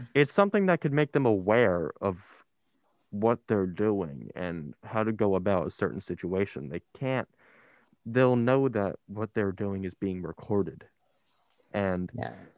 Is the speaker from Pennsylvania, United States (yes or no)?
no; Ocean County, New Jersey, United States; I come from Ocean County where it's one of the worst in the state